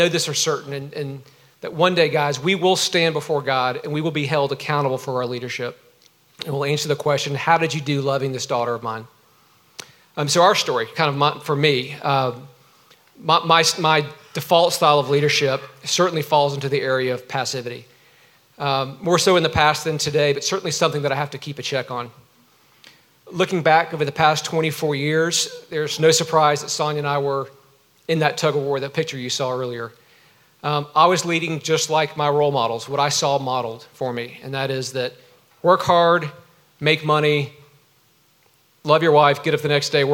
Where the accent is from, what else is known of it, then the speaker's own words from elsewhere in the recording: Georgia, United States; I grew up in Georgia.